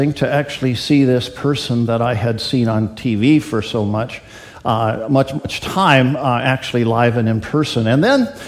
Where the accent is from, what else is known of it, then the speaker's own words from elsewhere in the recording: Canada; moved away as an adult; also born or lived in Washington; Barb and I went to Queen Elizabeth High School when we grew up in Canada